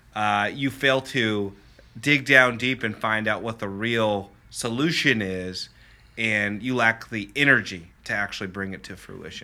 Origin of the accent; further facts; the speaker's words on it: Lenexa, Kansas, United States; I grew up in Lenexa and very middle class family